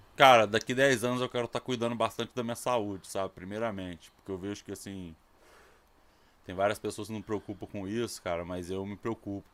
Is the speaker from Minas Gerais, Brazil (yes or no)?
yes; Ouro Preto, Minas Gerais, Brazil; moved away as an adult; Eu sou de Minas, cara. Eu sou de Ouro Preto. Eu mudei pra cá em 2000, 2000